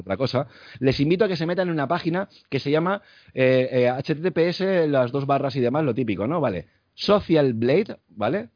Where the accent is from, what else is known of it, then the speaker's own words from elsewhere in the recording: Spain; los que somos españoles